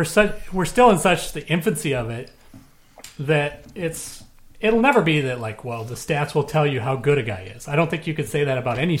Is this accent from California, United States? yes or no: no; Minnesota, United States; even though I grew up in Minnesota and been a Vikings fan